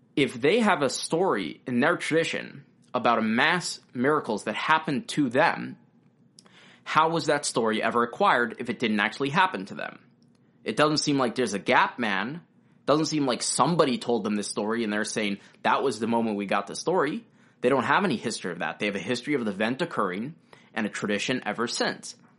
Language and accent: English; United States; being an American